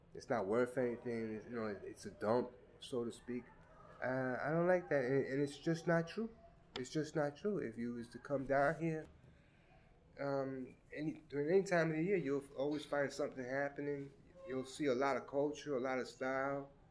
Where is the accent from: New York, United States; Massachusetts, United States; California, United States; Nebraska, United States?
New York, United States; New York City; also born or lived in Red Hook, Brooklyn; since I grew up in Crown Heights, that's where I usually um, played